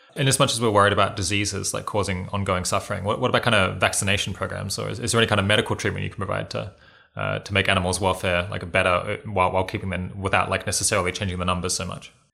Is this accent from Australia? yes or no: yes; Australia; being Australian